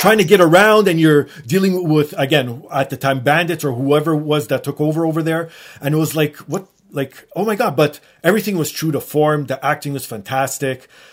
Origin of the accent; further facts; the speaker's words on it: Canada; as a Canadian